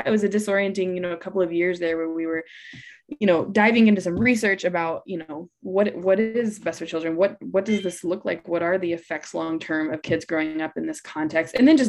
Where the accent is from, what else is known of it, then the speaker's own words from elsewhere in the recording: Atlanta, Georgia, United States; also born or lived in Guatemala; I grew up in Atlanta, Georgia, but lived in Guatemala for about a decade with my husband.